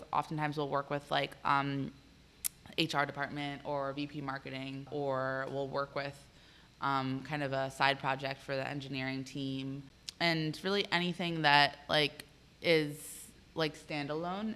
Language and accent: English; Arlington, Virginia, United States; I, am actually from here. I grew up in Arlington.